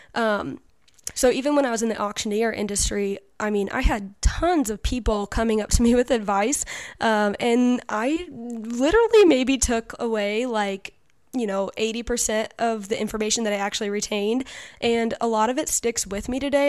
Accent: Western Illinois, United States; I am from Western Illinois

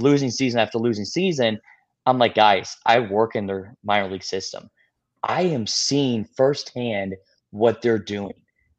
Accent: Colorado, United States; I'm from Colorado. I grew up actually hating the Rockies because my dad was working the Giants.

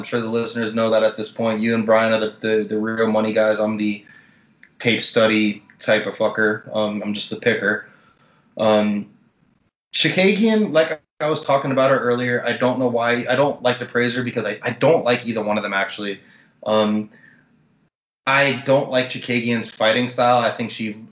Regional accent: Miami, Florida, United States; moved away as an adult; also born or lived in Washington; I grew up in Miami, Miami-Dade County. That's where I lived until I was 27 years old. Then I moved to Washington

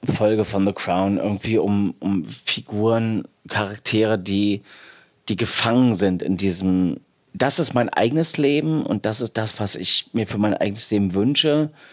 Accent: East Germany, Germany; ich bin im Osten groß geworden oder hatte da meine Kindheit

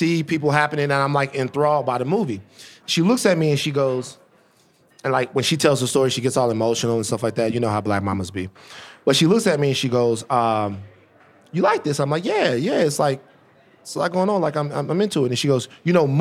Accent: Baton Rouge, Louisiana, United States; growing up in Baton Rouge, that every important person I ever saw in my life was white

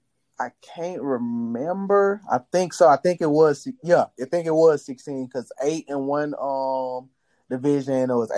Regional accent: Louisiana, United States; I'm from Louisiana

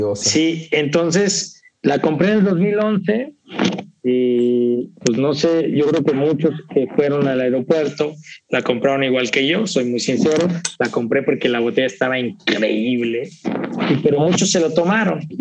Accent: Mexico; yo como mexicano ingenuo

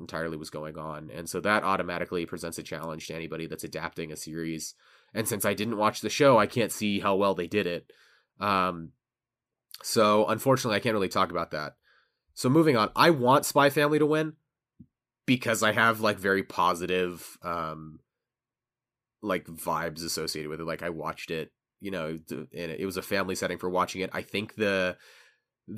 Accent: United States; as an American

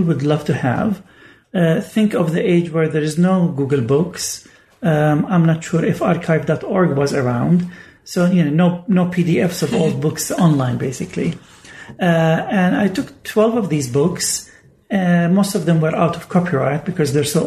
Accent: Bethlehem, West Bank, Palestine; moved away as an adult; also born or lived in Oxford; I grew up in the Syriac church in Bethlehem

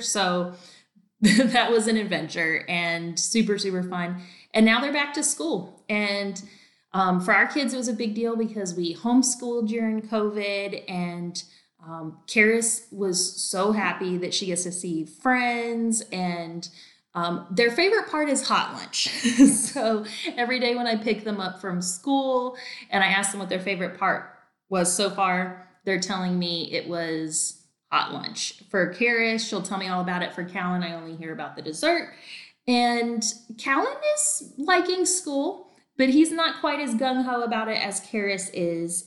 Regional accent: North Carolina, United States; now in Texas, United States; I'm actually from North Carolina

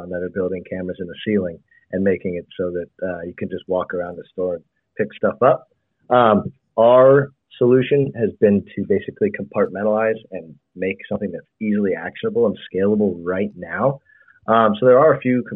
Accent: Bay Area, California, United States; I grew up in the Bay Area.

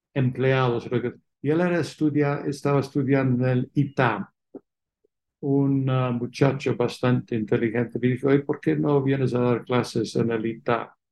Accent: England, United Kingdom; Spanish is a second language; moved away as an adult; also born or lived in London, United Kingdom; now in Mexico; como se entiende por mi acento, nací fuera de México, en Inglaterra, y hice mis estudios de licenciatura en Oxford

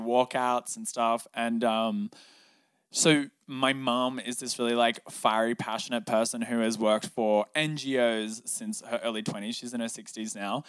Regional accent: Cronulla, New South Wales, Australia; also born or lived in Newtown, Sydney; I grew up in Sydney, Australia, down south in a very coastal town beach, um, called Cronulla.

